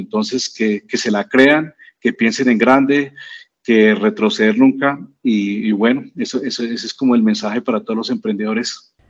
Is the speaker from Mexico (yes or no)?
no; Colombia; nosotros como, como buenos colombianos